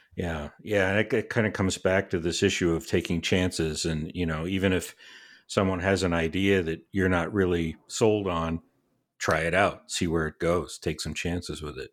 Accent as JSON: {"language": "English", "town": "Boston", "region": "Massachusetts", "country": "United States", "tie": "born or raised there", "said": "when I was a kid growing up in Boston"}